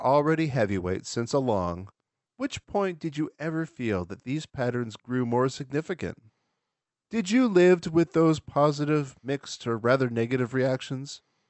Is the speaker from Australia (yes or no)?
no; Canada; I'm from Canada. Good evening from Canada, y'all.